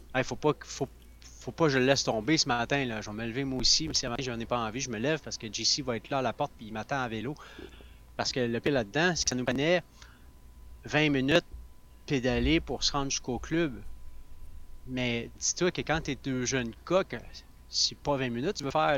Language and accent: French; Sherbrooke, Quebec, Canada; je viens de Sherbrooke, l'Estrie